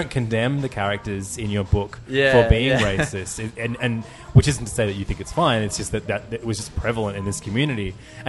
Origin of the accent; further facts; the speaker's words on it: Hornsby, New South Wales, Australia; I grew up in Hornsby, which is nowhere near the beach